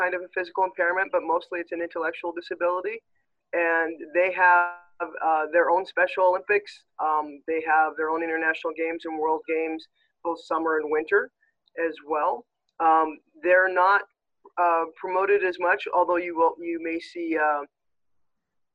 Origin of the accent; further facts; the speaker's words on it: Regina, Saskatchewan, Canada; moved away as an adult; now in Edmonton, Canada; I was born and raised in Regina